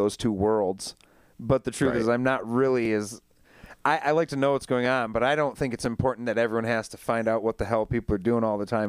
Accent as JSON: {"language": "English", "town": "Saginaw", "region": "Michigan", "country": "United States", "lives_now": "Grand Rapids, United States", "said": "I came over from Saginaw, and it was for a job."}